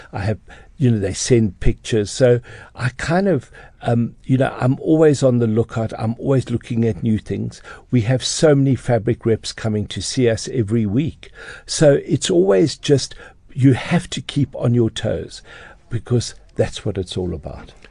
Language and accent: English; Johannesburg, Gauteng, South Africa; I grew up in Johannesburg